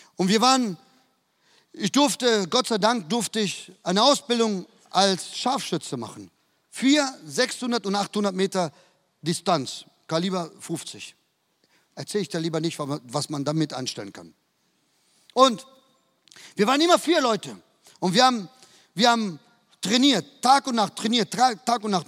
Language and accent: German; Duisburg, North Rhine-Westphalia, Germany; moved away as an adult; now in Madrid, Spain; Bin in, ein, in einer Siedlung aufgewachsen im Süden von Duisburg